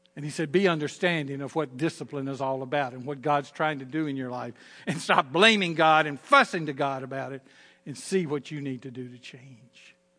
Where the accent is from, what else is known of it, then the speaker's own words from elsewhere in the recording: Southern Virginia, United States; accent: Southern Virginia; my Southern Virginia accent